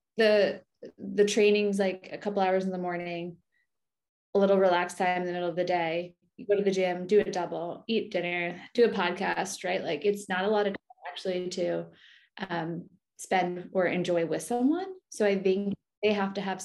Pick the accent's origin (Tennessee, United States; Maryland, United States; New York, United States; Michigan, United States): New York, United States; Long Island; moved away as an adult; now in Austin, United States; I grew up on Long Island